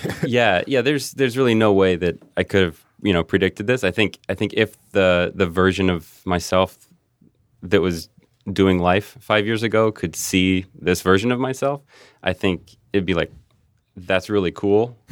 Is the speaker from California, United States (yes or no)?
no; Cincinnati, Ohio, United States; moved away as an adult; also born or lived in Saint Louis / Kansas City; I grew up in Cincinnati